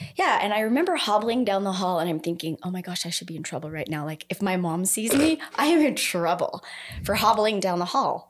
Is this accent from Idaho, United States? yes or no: yes; Idaho Falls, Idaho, United States; I grew up here. I grew up in Idaho Falls.